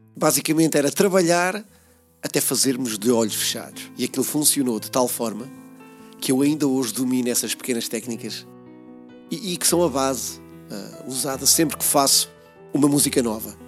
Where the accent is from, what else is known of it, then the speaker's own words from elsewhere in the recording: Peniche, Centro, Portugal; aqui na cidade de Peniche, no bairro onde nasci, uh, o Campo da Torre